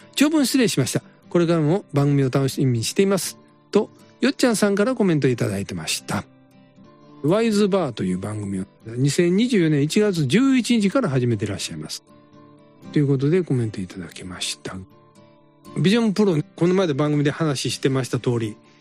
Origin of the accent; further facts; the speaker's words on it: Kansai, Japan; accent: Kansai dialect; 私ら関西弁で喋ってるじゃないですか